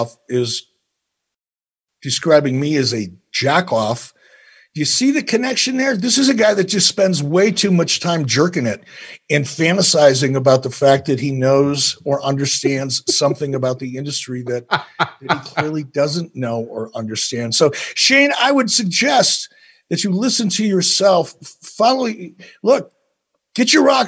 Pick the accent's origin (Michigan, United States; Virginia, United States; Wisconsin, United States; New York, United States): Michigan, United States; Detroit; I was born in Detroit, Michigan in 1955